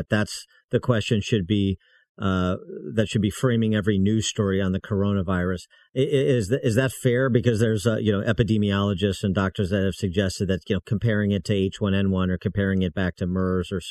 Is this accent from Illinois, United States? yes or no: yes; Illinois, United States; my home state of Illinois